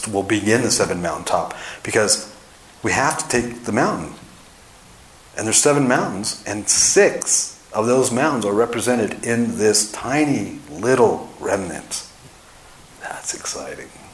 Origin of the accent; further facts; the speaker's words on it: Los Angeles, California, United States; moved away as an adult; also born or lived in Dallas, Texas; now in Park City, United States; I'm from Los Angeles, but I just spent 18 years in Dallas